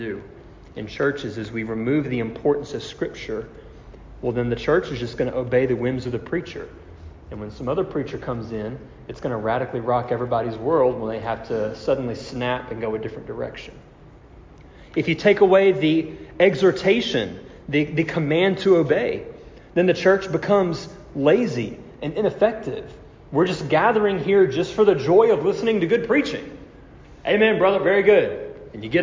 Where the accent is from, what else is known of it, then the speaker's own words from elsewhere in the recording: United States; we as American Christians